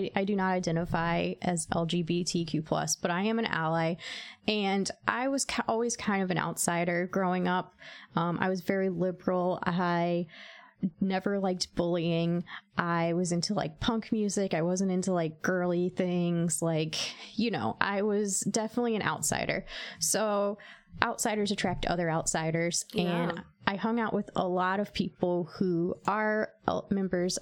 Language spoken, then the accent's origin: English; Lynchburg, Virginia, United States; I grew up in a televangelist town